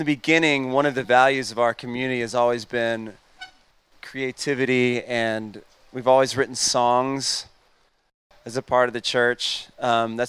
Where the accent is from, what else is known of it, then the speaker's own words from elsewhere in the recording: Atlanta, Georgia, United States; I'm born and raised in Atlanta